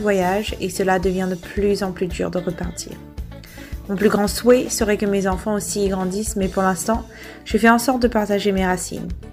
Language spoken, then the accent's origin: French; Réunion; moved away; je me rends compte de la chance que j'ai d'être réunionnaise